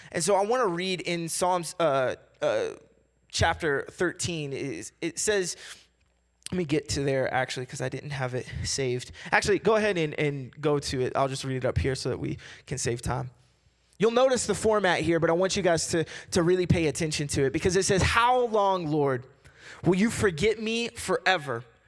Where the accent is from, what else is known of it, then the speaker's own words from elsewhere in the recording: Kentucky, United States; I'm from the South. I'm from Kentucky